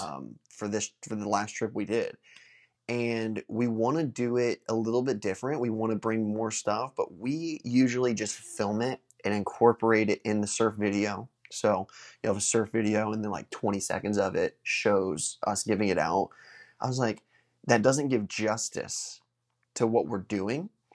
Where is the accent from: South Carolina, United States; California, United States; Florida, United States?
Florida, United States; Space Coast; in my hometown